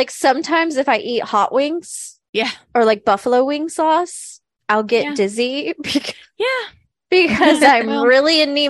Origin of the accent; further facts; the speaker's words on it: Mid-South, United States; I am originally from the Mid-South